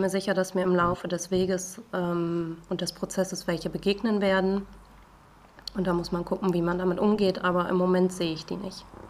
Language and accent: German; the North, Northern Germany, Germany; ein Nordlicht